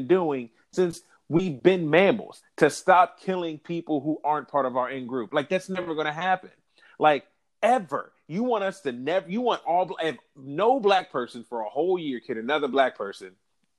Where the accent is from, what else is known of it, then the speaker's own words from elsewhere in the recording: Ohio, United States; I'm from Ohio